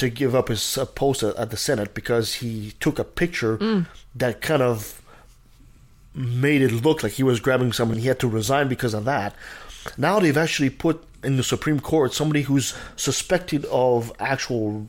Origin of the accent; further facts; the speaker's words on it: Canada; I'm a Canadian.